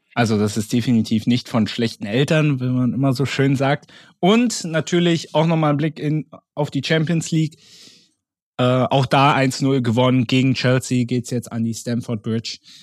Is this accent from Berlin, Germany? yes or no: yes; Berlin, Germany; als Urberliner